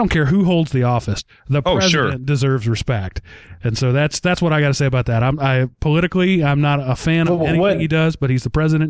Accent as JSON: {"language": "English", "region": "Texas", "country": "United States", "said": "As a Texan"}